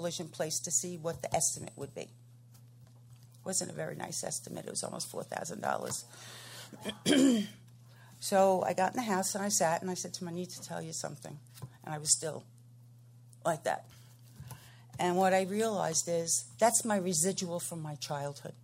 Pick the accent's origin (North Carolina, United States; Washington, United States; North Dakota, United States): North Carolina, United States; I'm from Piscataway Forest, North Carolina